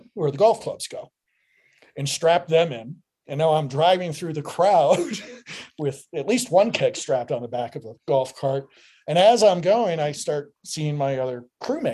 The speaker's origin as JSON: {"language": "English", "region": "Michigan", "country": "United States", "moved": "yes", "said": "I'm originally from Michigan, so I had finagled a couple days off where I went home to Michigan"}